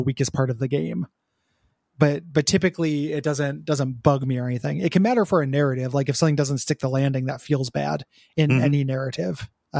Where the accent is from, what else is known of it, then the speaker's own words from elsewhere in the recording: Montreal, Quebec, Canada; I'm from Montreal, a city which is home to many game devs, and despite our country being disproportionate producers of media given our size